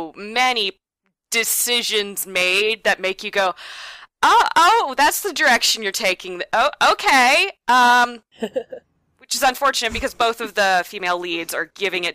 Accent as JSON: {"language": "English", "region": "Oregon", "country": "United States", "said": "I'm from Oregon, which is the home of the Oregon Shakespeare Festival"}